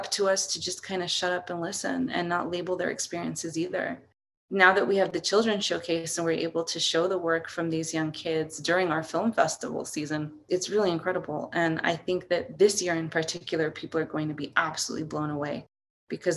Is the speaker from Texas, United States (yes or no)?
yes; El Paso, Texas, United States; moved away as an adult; also born or lived in San Francisco / Juarez; I was born in El Paso and grew up in El Paso, just going over to Juarez to visit family.